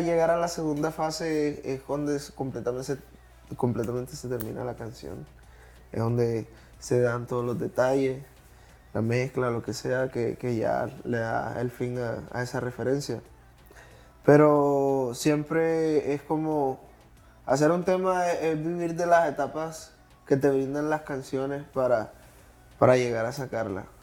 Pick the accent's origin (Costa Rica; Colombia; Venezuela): Colombia; moved away as an adult; now in Miami, United States; yo que vengo de Colombia y recién estoy acá en los Estados Unidos